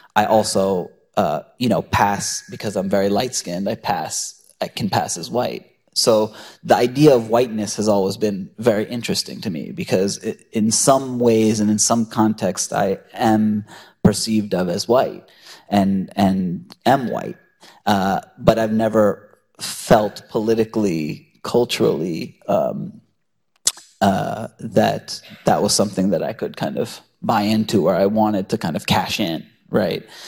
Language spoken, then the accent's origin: English; United States; I was raised in the United States and I'm culturally very American